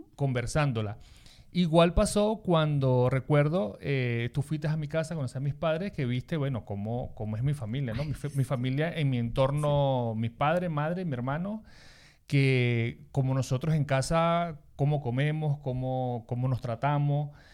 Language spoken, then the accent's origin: Spanish; Lara, Venezuela; also born or lived in Maracaibo; now in Spain; yo soy de Lara